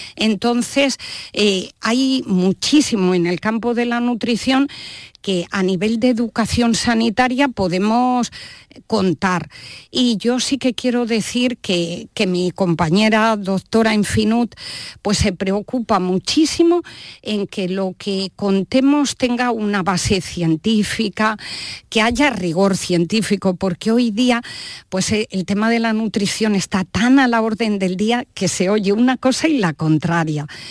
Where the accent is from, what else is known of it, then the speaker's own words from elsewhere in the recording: Valladolid, Castile and León, Spain; yo soy vallisoletana